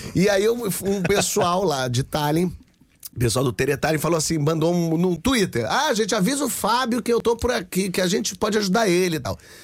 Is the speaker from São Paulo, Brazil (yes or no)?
no; Rio de Janeiro, Brazil; Eu sou do Rio de Janeiro.